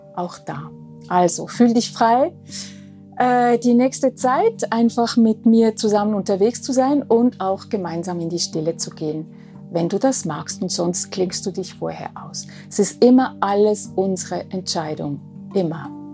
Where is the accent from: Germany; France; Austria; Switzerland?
Switzerland; Bin Schweizerin.